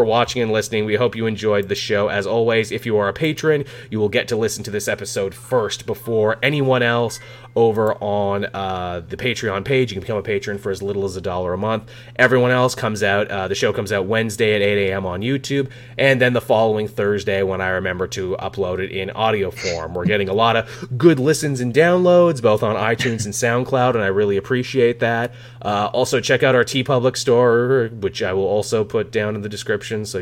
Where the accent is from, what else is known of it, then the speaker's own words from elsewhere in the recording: Canada; growing up in Canada